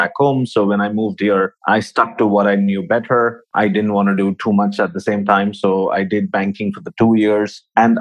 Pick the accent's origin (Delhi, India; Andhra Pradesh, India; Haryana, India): Andhra Pradesh, India; Visakhapatnam; moved away as an adult; also born or lived in Pune, India; now in Dubai, United Arab Emirates; Originally, I'm from India. Born and brought up in a small town down south called Vishakhapatnam